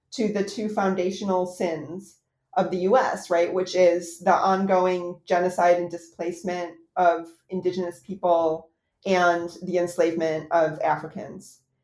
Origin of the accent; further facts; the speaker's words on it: United States; as an American